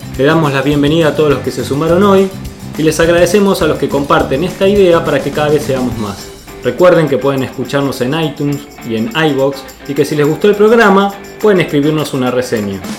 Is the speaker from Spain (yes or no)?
no; Argentina; accent: tonada argentina; Nuestra forma de hablar de tonada argentina con nuestros modismos argentinos